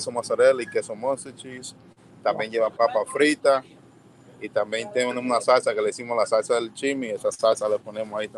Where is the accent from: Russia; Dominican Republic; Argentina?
Dominican Republic; Como siendo hispano, bodeguero dominicano también